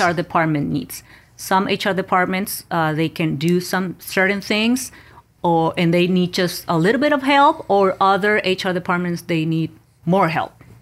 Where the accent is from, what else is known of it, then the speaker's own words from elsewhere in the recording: Mexico; moved away; I was born and raised in Mexico.